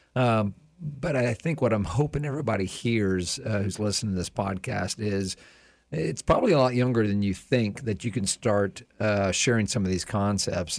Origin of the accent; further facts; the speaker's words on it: Plant City, Florida, United States; I grew up in Plant City